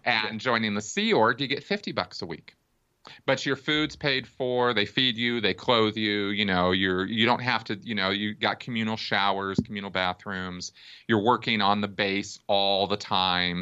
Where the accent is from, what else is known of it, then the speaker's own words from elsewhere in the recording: Pasadena, California, United States; I grew up in Pasadena, California